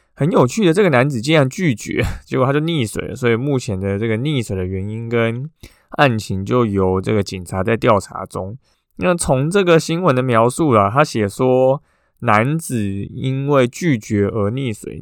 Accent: Taiwan; 我们台湾人

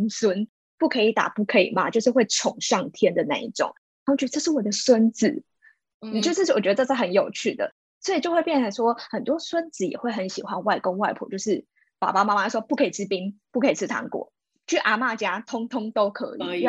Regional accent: Taiwan; 我本身是并没有移民过，是土生土长的台湾人。

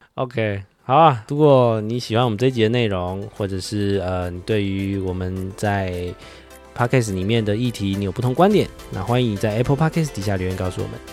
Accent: Taiwan; 身为台湾人的一个情感大于法律的那种心态

